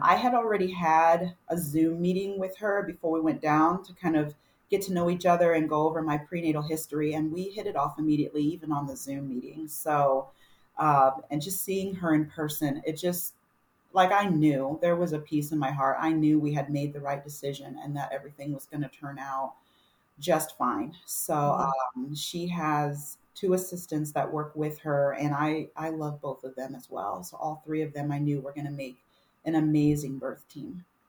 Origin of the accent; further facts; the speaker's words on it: Texas, United States; moved away; my hometown in Texas, I grew up with her